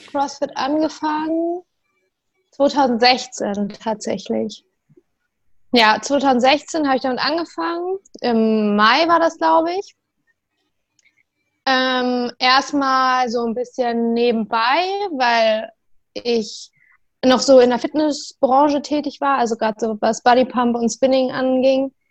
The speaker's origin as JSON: {"language": "German", "region": "Bremen", "country": "Germany", "said": "Hallo ihr Lieben, ich bin's … Ich komme aus Bremen, bin 25 Jahre alt."}